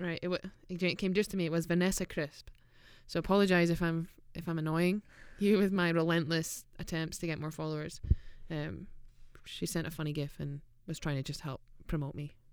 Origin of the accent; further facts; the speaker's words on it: Scotland, United Kingdom; from Scotland